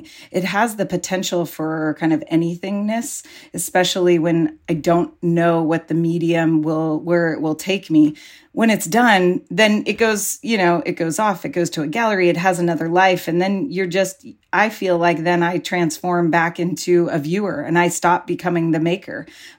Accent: Pacifica, California, United States; every Saturday when I was growing up in Pacifica, I would be like eagerly trying to get into the ocean

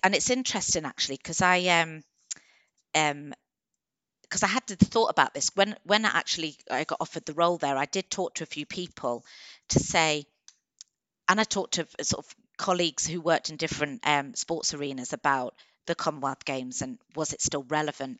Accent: Coventry, West Midlands, United Kingdom; moved away as an adult; also born or lived in Birmingham / London / Manchester; now in Warwickshire, United Kingdom; I'm from Coventry originally

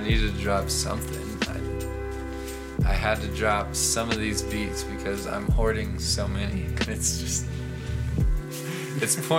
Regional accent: Las Cruces, New Mexico, United States; growing up in Las Cruces

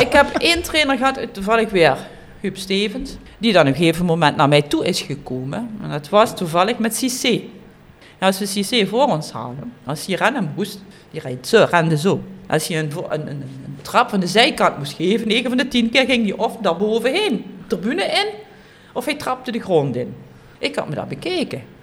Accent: Kerkrade, Limburg, Netherlands; Ik ben geboren in Kerkrade, op Calais

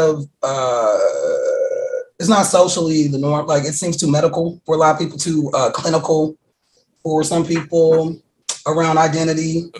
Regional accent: Wisconsin, United States; I'm from Wisconsin. It's a lot of Germans in Wisconsin.

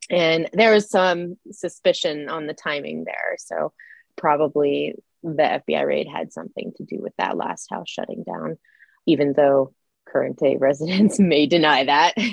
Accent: Idaho, United States; Oh, uh, so I grew up in the 80s and 90s. I graduated in 99. At that time, uh, we were pretty economically depressed here.

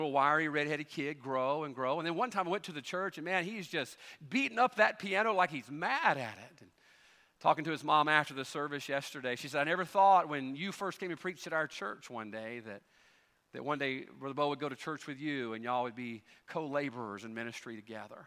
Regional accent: Carson, Mississippi, United States; moved away; also born or lived in Louisiana; middle of the woods, Carson, Mississippi, the big metropolis of Carson

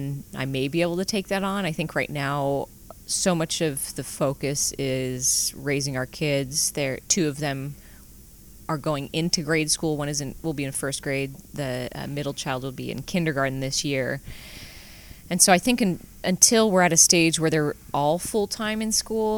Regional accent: Sonoma County, California, United States; also born or lived in Crescent City, California / Eugene, Oregon / France / Bordeaux; now in Napa, United States; I was born in Crescent City, but really raised in Sonoma County

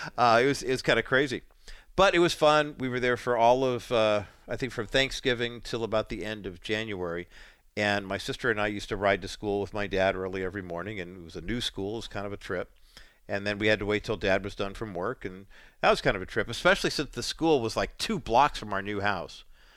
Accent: Whittier, California, United States; also born or lived in Orange County, California; I was born in Whittier, California, September 1st, 1961.

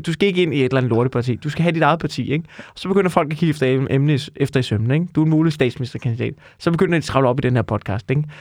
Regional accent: Amager, Capital Region of Denmark, Denmark; jeg er jo fra Amager

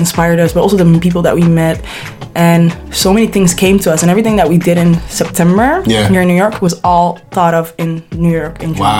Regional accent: Amsterdam, North Holland, Netherlands; we're Somali, you know, we're from Amsterdam.

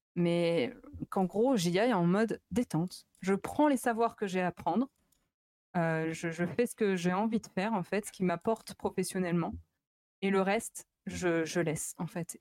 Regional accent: Chalon-sur-Saône, Bourgogne-Franche-Comté, France; moved away as an adult; also born or lived in Lyon; je viens de Chalon-sur-Saône

